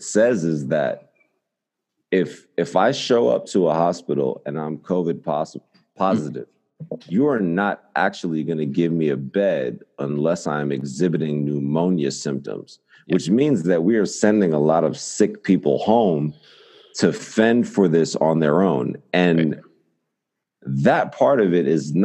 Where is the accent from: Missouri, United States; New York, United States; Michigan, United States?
New York, United States; New York City; as a New Yorker